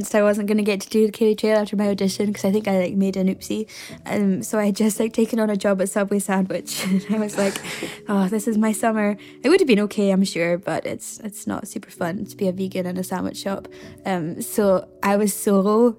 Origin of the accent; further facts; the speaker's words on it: Stornoway, Scotland, United Kingdom; accent: Scottish; Stornoway on the Isle of Lewis, yeah, that's where I am from